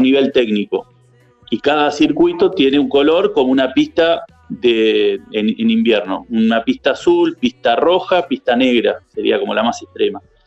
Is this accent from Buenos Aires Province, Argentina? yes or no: no; Villa La Angostura, Neuquén, Argentina; soy de acá, de Angostura toda la vida